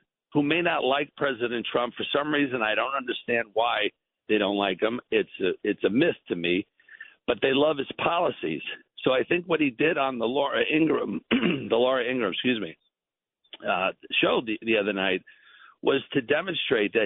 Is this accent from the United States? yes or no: yes; New York, United States; I'm from New York. I'm a New York boy, you know, homegrown, and I love New York.